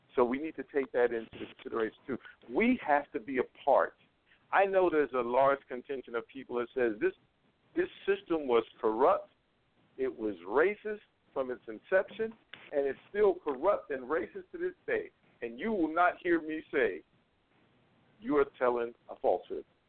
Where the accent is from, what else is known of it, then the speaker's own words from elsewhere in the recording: North Carolina, United States; North Carolina, just that's my home state